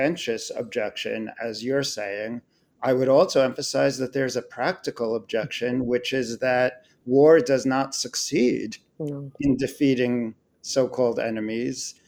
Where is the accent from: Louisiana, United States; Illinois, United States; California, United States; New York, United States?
New York, United States; Long Island; now in New York City, United States; I grew up on Long Island in the state of New York